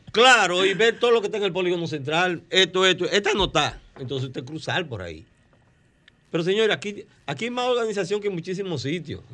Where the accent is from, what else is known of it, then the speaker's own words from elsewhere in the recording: Boca Chica, Distrito Nacional, Dominican Republic; yo soy del campo, yo soy un campesino de Boca Chica